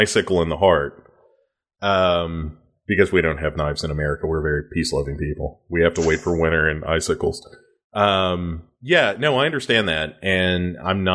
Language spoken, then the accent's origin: English; United States; my home country